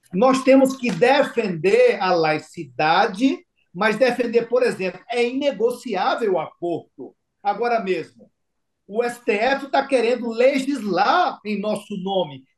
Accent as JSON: {"language": "Portuguese", "country": "Brazil", "said": "Eu sou brasileiro."}